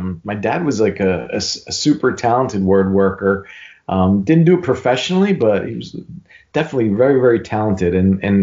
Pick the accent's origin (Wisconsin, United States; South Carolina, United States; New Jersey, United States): New Jersey, United States; Newark; He and my uncle owned a pretty popular restaurant where we grew up in Newark